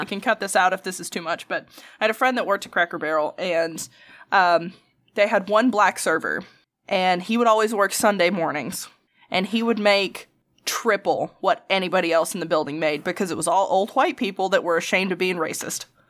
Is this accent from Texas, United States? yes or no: no; Alabama, United States; accent: Alabama